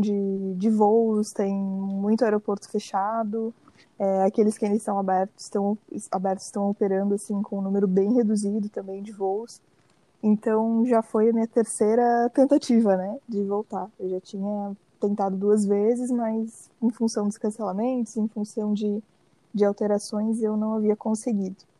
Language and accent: Portuguese; Brazil; eu sou brasileira